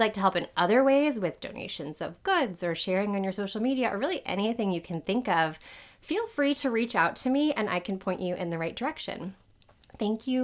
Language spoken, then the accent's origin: English; New Orleans, Louisiana, United States; I live in New Orleans. This is where I was born and raised. I am a proud New Orleanian